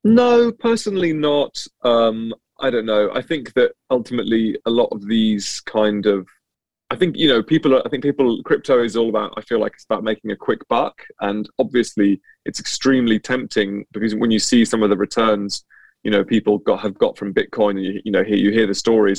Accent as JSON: {"language": "English", "area": "near Cambridge", "region": "East of England", "country": "United Kingdom", "tie": "born or raised there", "said": "I grew up uh, it just just near Cambridge, so um, yeah, in the east of England."}